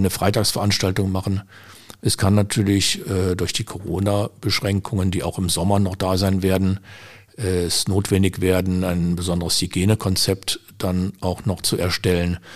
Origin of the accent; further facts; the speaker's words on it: Düsseldorf, North Rhine-Westphalia, Germany; now in Willich, Germany; Ich bin äh, 82 nach Willig gezogen. Ich komme aus Düsseldorf, bin dort geboren.